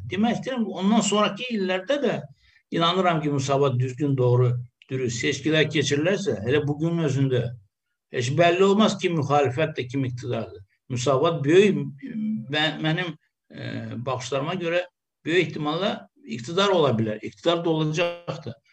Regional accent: Azerbaijan; millətçiyiz biz Azərbaycanlı türklər.

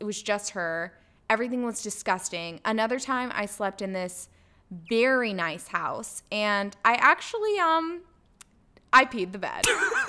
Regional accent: Springs, Texas, United States; bonded over the mutual trauma that was growing up in Springs, Texas.

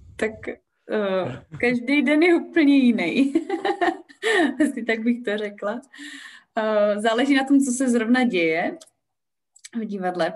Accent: Olomouc, Olomouc Region, Czechia; já jsem prostě z Olomouce, já jsem z Olomouci úplně uh, velice úzce spjatá

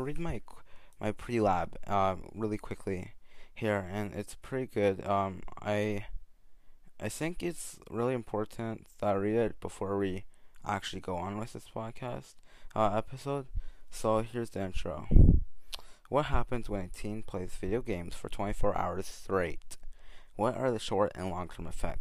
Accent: Canada; a teen growing up in Canada

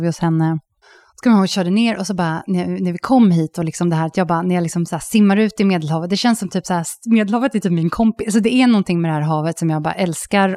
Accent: Sweden; moved away as an adult; now in Zürich, Switzerland; när man är som svensk utomlands

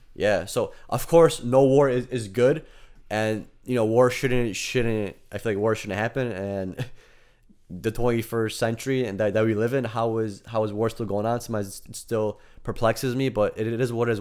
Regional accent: United States; we are American

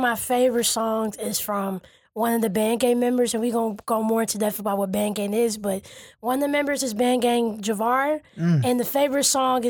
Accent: Detroit, Michigan, United States; I'm from the East Side.

